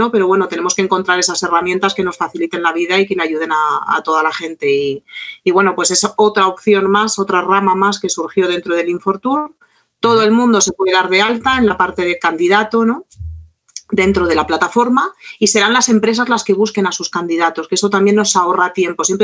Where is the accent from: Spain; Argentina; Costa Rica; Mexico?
Argentina; oye, que soy un guía argentino, que hablo francés